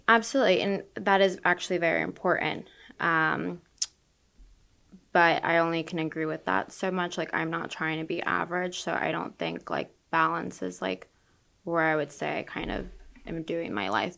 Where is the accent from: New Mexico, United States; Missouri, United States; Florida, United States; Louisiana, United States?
Florida, United States; Orlando; now in Tampa Bay, United States; I'm from Orlando